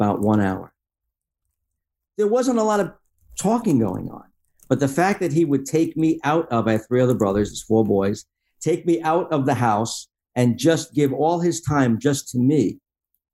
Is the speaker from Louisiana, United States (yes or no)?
no; Long Island, New York, United States; I grew up in Long Island